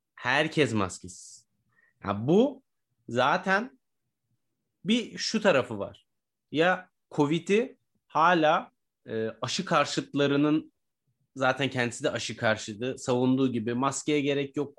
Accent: Turkey; Türkiye'de yaşayan biri olarak veya Türkiye e, Türk biri olarak

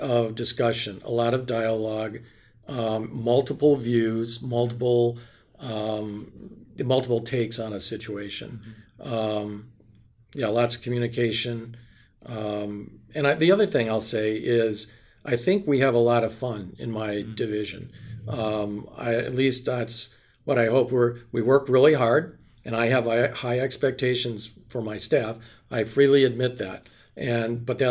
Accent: Wisconsin, United States; I'm from Wisconsin

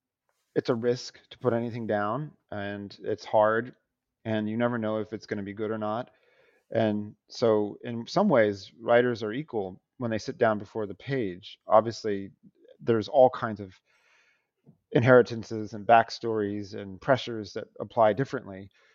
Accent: Sacramento, California, United States; now in New York, United States; And I live in New York most of the time, but I'm from Sacramento, California

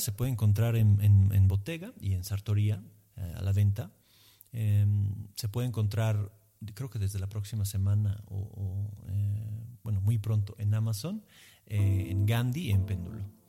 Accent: Emilia-Romagna, Italy; Spanish is a second language; moved away as an adult; now in Mexico City, Mexico; fuera de mi tierra de Emilia

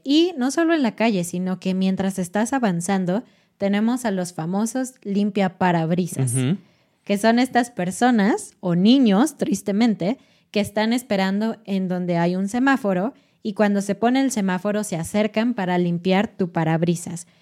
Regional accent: Mexico City, Mexico; en Ciudad de México, que es mi ciudad natal

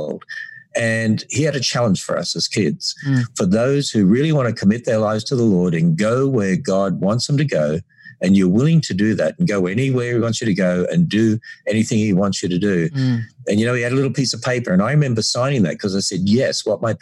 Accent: North Queensland, Australia; accent: Australian; moved away as an adult; now in Cincinnati, United States; As we grew up in North Queensland, you know, my father was a teacher and got transferred every 3 years

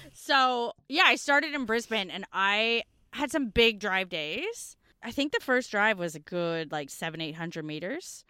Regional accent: Canada; now in Australia; as a North American growing up in Canadian history classes, I didn't know until I moved to Australia

